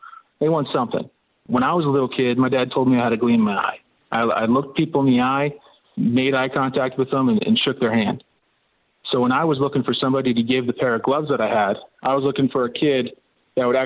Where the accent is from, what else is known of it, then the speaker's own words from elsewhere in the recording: St. Petersburg, Florida, United States; I was born and raised in St. Petersburg, Florida.